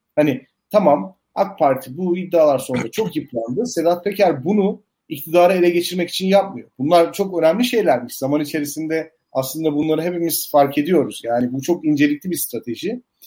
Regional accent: Elazığ, Elazığ Province, Turkey; ben Elazığ'da doğdum büyüdüm.

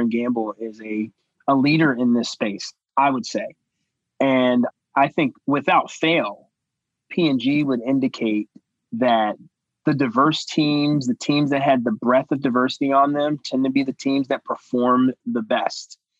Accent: Cincinnati, Ohio, United States; right here in Cincinnati, and yours in my hometown at the University of Cincinnati

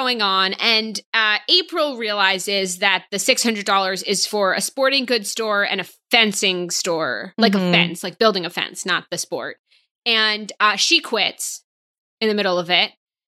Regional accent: right outside of Boston, Massachusetts, United States; I'm from right outside of Boston.

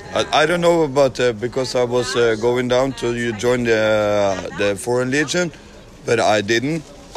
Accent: Norway; Yeah, I'm from Norway.

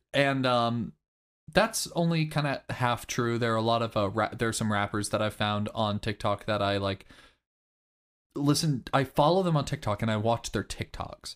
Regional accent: Kansas, United States; I'm from Kansas

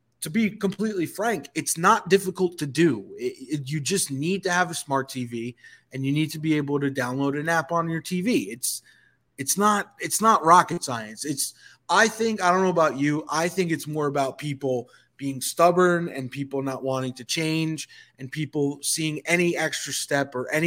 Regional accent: New York, United States; now in Atlanta, United States; although I reside in Atlanta now, I grew up in New York and am a Yankees fan

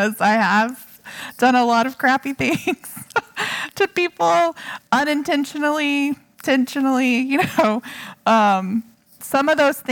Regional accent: Texas, United States; also born or lived in Hawaii; I am a girl from Texas, okay, a white girl

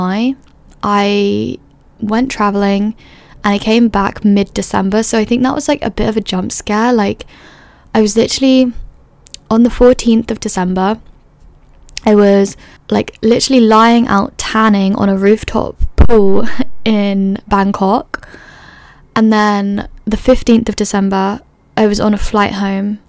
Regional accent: London, United Kingdom; moved away as an adult; also born or lived in Edinburgh; growing up in London

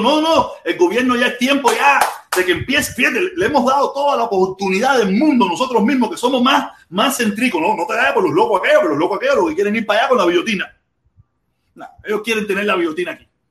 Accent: Cuba; moved away; yo me fui de Cuba. Yo nunca me fui de Cuba ni, por libertad, ni por nada de eso

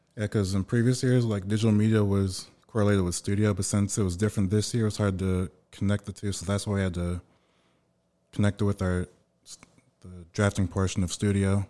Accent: Sugar Land, Texas, United States; Originally from the Sugarland area, which is right outside of Houston.

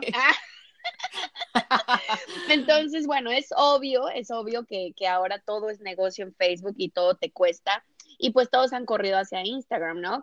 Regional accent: Mexico; also born or lived in Brazil / United States; now in Miami, United States; yo soy mexicana, eh, soy mexicana

